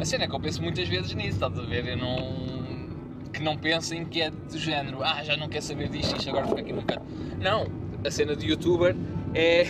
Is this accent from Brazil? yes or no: no; Lisbon, Portugal; eu sou de Lisboa, ia para a Leiria de duas em duas semanas